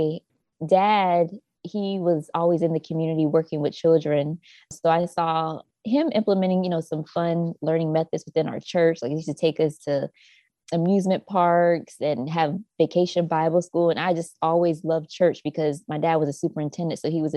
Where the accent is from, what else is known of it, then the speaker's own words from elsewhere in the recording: Jacksonville, North Carolina, United States; I grew up in a small town called Jacksonville, North Carolina. It's very rural. And yes, Southern girls of North Carolina